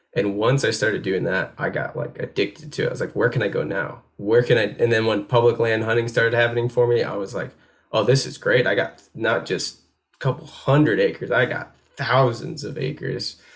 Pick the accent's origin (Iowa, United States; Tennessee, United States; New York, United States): New York, United States; upstate; moved away as an adult; now in North Carolina, United States; I grew up in New York State